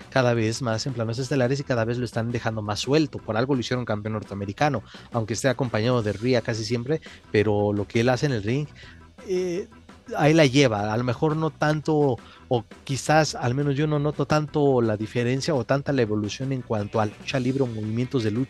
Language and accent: Spanish; Mexico